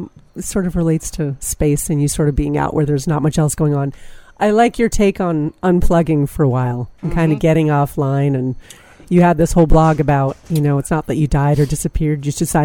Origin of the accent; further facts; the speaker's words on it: Davis, California, United States; also born or lived in Aspen, Colorado; now in Wilmington, United States; You're originally from California, as am I. I'm from Davis